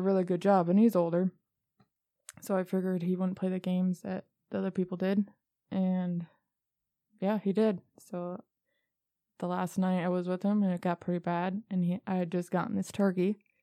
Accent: Michigan, United States; I was born and raised in Michigan

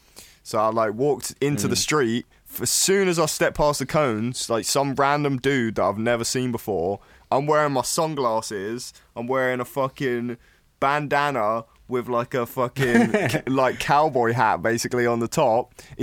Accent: Elsham, England, United Kingdom; we're from Elsham

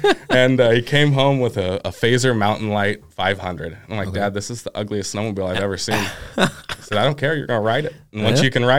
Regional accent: Milton-Freewater, Oregon, United States; Yeah, so I'm from Milton Freewater, Oregon, about an hour away from here.

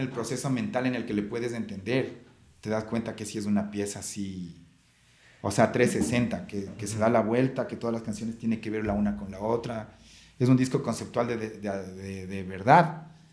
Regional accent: Ecuador; nosotros como ecuatorianos

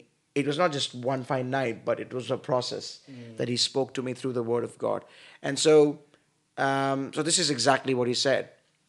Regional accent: India; I am from India, and I pastor a church in New Delhi district of the Church of Pentecost.

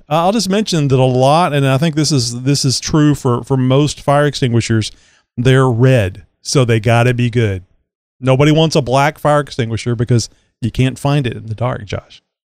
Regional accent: Southeast Texas, United States; it snowed here like four times in my life because I am from Southeast Texas

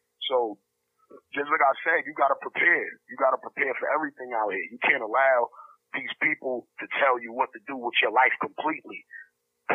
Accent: New York, United States; I grew up in Star City, I lived out there for 10 years, and there was a lot of Russian Jews out there

